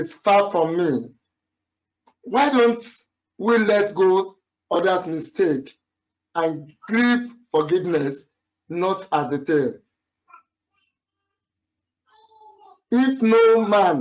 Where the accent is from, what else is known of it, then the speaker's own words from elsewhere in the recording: Nigeria; I'm a Nigerian.